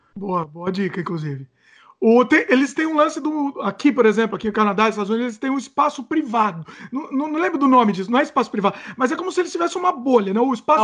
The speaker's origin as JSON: {"language": "Portuguese", "country": "Brazil", "moved": "yes", "said": "sempre quando eu volto pro Brasil"}